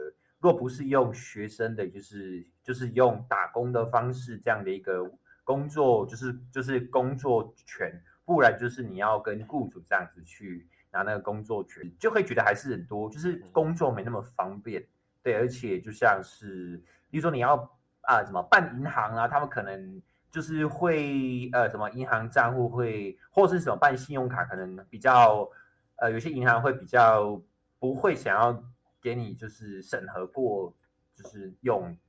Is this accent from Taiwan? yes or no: yes; Fengshan, Kaohsiung, Taiwan; 是的，对啊，高雄凤山出生的。